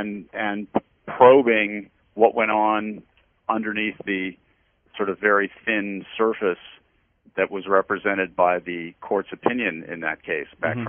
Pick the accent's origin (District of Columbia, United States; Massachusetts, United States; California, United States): District of Columbia, United States; I grew up right here in the Washington area